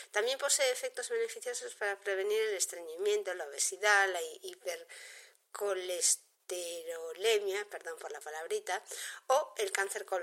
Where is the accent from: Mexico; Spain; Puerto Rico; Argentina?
Spain; Galicia; El grelo es una verdura que por su sabor me encanta, por mi origen, que soy gallega, es muy habitual en mi casa